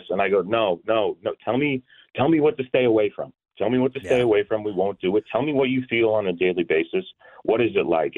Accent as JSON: {"language": "English", "region": "Georgia", "country": "United States", "tie": "born or raised there", "said": "I grew up in Georgia"}